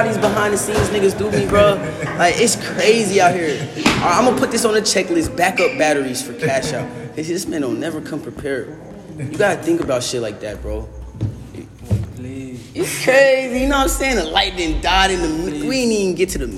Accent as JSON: {"language": "English", "town": "Indianapolis", "region": "Indiana", "country": "United States", "moved": "yes", "lives_now": "Florida, United States", "said": "I've been down here for a little while. But originally, I'm from Indianapolis, Indiana"}